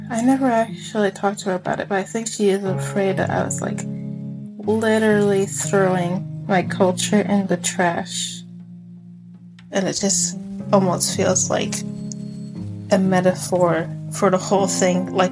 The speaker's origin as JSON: {"language": "English", "country": "Mexico", "tie": "born or raised there", "also_born_or_lived": "Texas", "lives_now": "United States", "said": "oh, yeah, I grew up in Mexico, but I was born in Texas"}